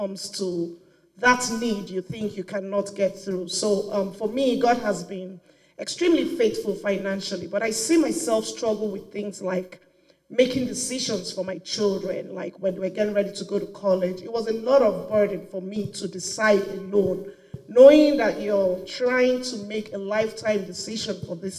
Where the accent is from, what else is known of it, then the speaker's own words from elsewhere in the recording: Nigeria; I am from Nigeria, of course. I live in Nigeria.